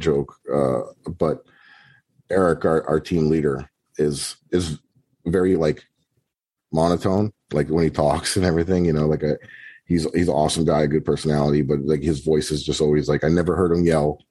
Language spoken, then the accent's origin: English; Florida, United States; we're from Florida